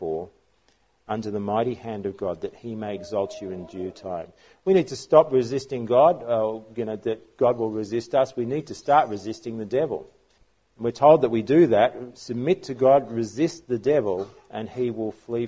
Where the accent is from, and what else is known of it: Australia